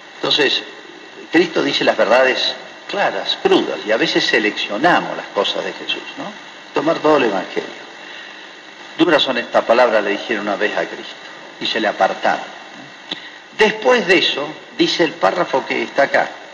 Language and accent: Spanish; Argentina; also born or lived in Malargüe, Mendoza; en Argentina